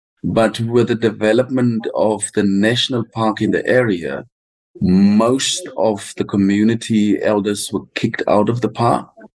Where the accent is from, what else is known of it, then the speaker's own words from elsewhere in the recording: Kalahari, Northern Cape, South Africa; I'm from the Kalahari part of the Khomani San community, which is the San or the Bushman community that is located within South Africa.